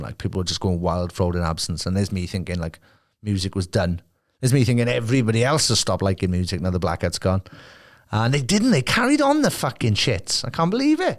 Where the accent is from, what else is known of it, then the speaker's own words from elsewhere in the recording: Merthyr Tydfil, Wales, United Kingdom; my hometown